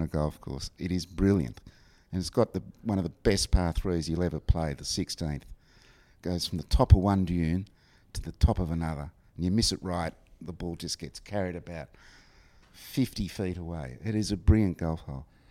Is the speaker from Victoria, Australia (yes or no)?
yes; Warrnambool, Victoria, Australia; I grew up in uh, what's called Western Victoria.